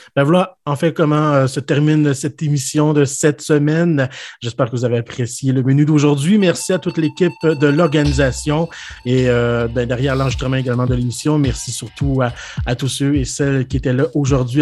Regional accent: Quebec City, Quebec, Canada; j'ai grandi à Québec

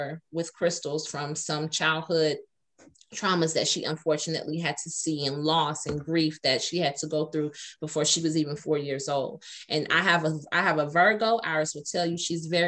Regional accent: Atlanta, Georgia, United States; I'm from Atlanta

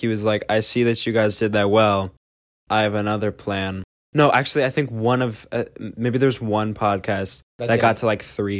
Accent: Tallinn, Harju County, Estonia; English is a second language; moved away; I'm born and raised in Tallinn or VMC, Estonia.

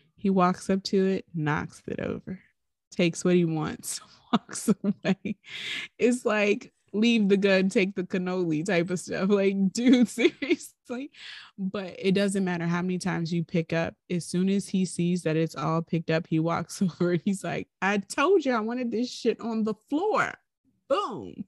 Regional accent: Highland Park, United States; growing up in Highland Park on Carolina Avenue

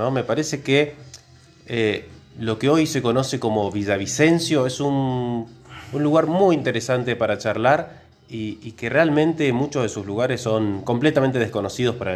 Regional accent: Córdoba, Argentina; now in Mendoza, Argentina; no nací en Mendoza. ¿sí? Yo soy un extranjero, yo vengo de Córdoba. hace muchos años que estoy acá, ya perdí la tonada.

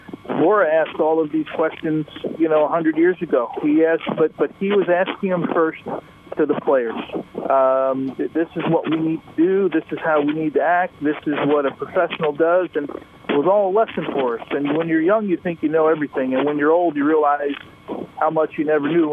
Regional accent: United States; in my home country

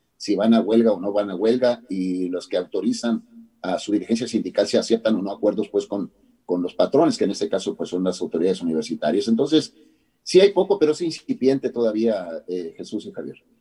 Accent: Mexico

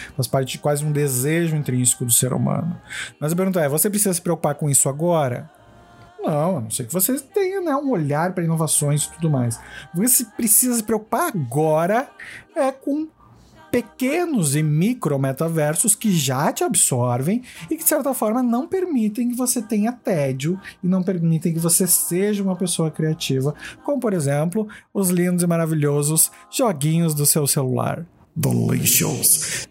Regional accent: Brazil; nós como brasileiros

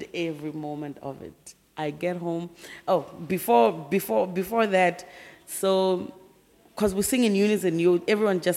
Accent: Bushbuckridge, Mpumalanga, South Africa; moved away as an adult; also born or lived in Pretoria; I was actually born and raised in Mpumalanga, Bushbuck Ridge

